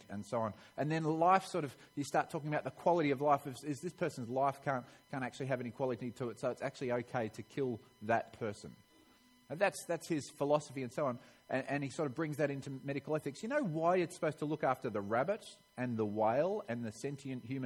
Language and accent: English; Melbourne, Victoria, Australia; I'm from Melbourne, Victoria. That's where I was born